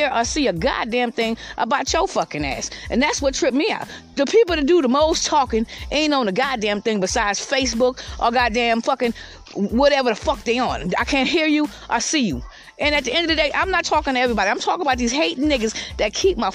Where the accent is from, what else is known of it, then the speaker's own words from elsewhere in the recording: Georgetown, South Carolina, United States; moved away as an adult; also born or lived in Columbia, South Carolina; now in Lexington County, United States; I was in my hometown, Georgetown, which I'm back in Lexington County right now